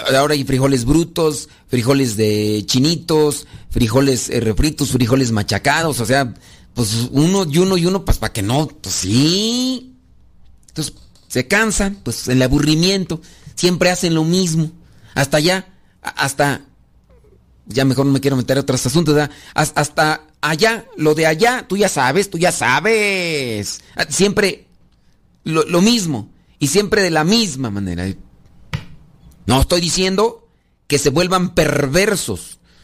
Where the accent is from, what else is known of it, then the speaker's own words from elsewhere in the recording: Guanajuato, Mexico; yo soy de Guanajuato